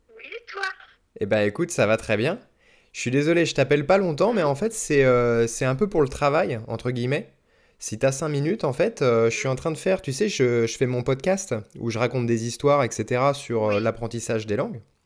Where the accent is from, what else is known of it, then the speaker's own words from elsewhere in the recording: Bois-d'Arcy, Île-de-France, France; je suis né à Paris, en tout cas dans les Yvelines. Donc euh, c'est pas vraiment Paris-Paris, mais on était en, banlieue parisienne en gros